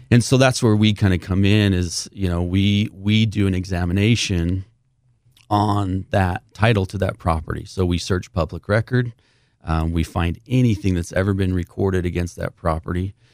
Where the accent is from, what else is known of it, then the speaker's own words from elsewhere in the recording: St. George, Utah, United States; born and raised in Saint George, Utah